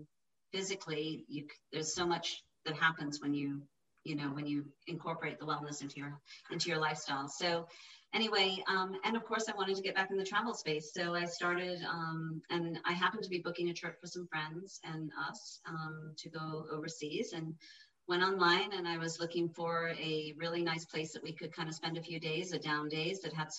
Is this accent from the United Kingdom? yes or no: no; Ireland; moved away as an adult; now in United States; I'm from Ireland, raised over there